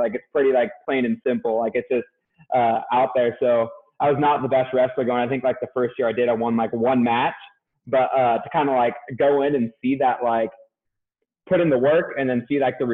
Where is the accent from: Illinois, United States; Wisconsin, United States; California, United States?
California, United States; moved away as an adult; also born or lived in Boise, Idaho / Vancouver, Washington; I'm from California